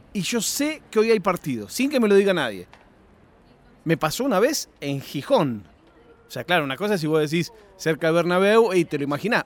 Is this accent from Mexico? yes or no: no; Argentina; moved away; also born or lived in Europe; yo me crié en Argentina